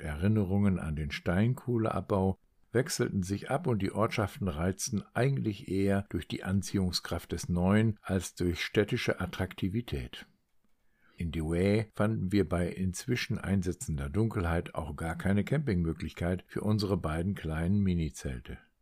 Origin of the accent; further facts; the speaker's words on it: Meppen, Lower Saxony, Germany; moved away; sitzen heute in Meppen, in meinem Geburtsort und meiner früheren Heimat